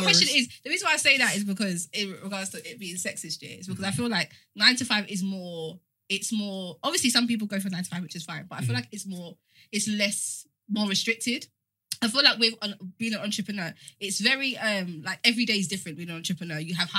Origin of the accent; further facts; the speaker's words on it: Jamaica; No. I'm Jamaican.